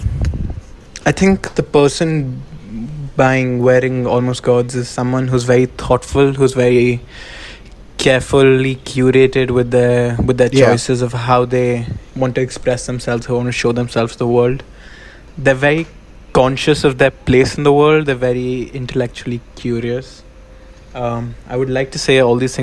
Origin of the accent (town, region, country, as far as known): India